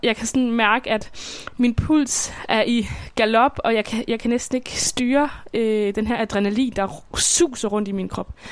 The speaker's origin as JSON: {"language": "Danish", "town": "Svendborg", "region": "Southern Denmark", "country": "Denmark", "tie": "born or raised there", "said": "jeg bor i Svendborg, som er min barndomsby på Sydfyn"}